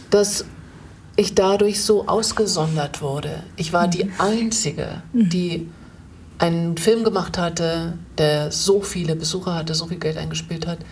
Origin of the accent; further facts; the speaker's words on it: Germany; ich äh, bin als Deutsche